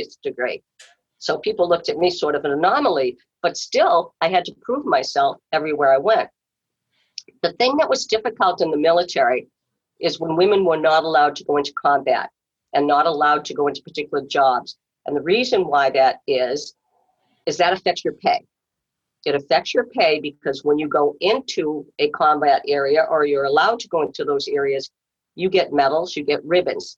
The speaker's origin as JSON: {"language": "English", "town": "Walpole", "region": "Massachusetts", "country": "United States", "tie": "born or raised there", "said": "I grew up in Walpole"}